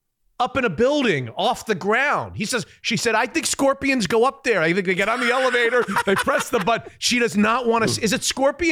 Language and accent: English; Florida, United States; now in Seattle, United States; And I'm from Florida.